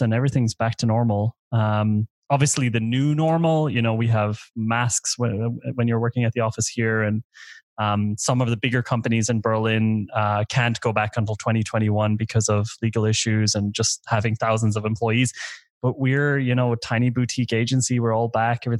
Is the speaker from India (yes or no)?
no; Ireland; moved away as an adult; I'm Irish. I grew up in Ireland for the first 20 years.